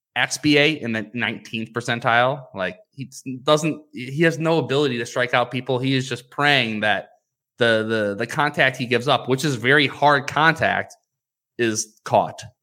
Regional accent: United States; We are American

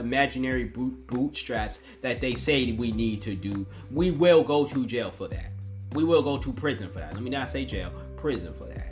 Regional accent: United States; I'm speaking from the American standpoint once again. A pro-black, broke-ass, black American

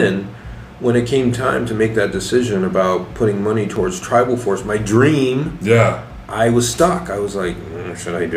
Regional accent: Tucson, Arizona, United States; I grew up in Tucson in a very poor neighborhood

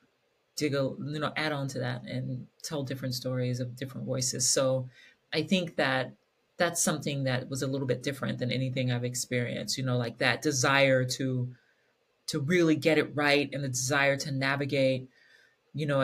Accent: Kentucky, United States; I was this little queer Black kid growing up in Kentucky

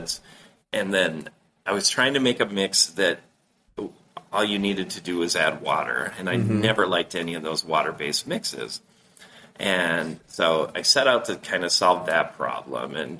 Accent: Duluth, Minnesota, United States; my hometown here in Duluth, Minnesota

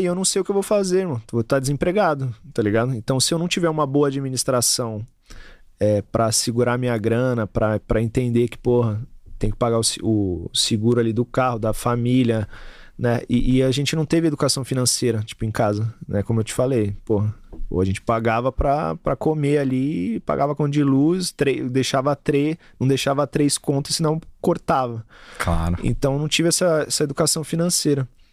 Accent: São Paulo, Brazil; eu sou da, de Taquera, eu tenho que ser corintiano

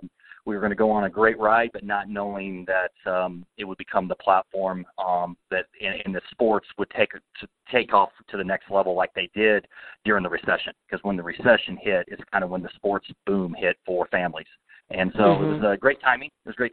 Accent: United States; I started as a volunteer in 2001 at the age of 23 up at a small facility here in Kansas City called the Baser Field of Dreams, where I grew up in Baser

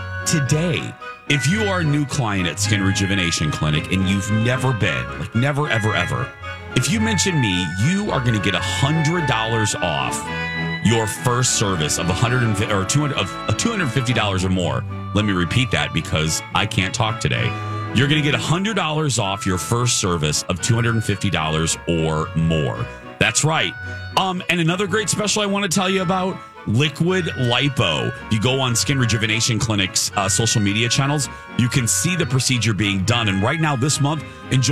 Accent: Chicago, Illinois, United States; moved away; growing up in the Chicago area, we received, obviously, Chicagoland television stations

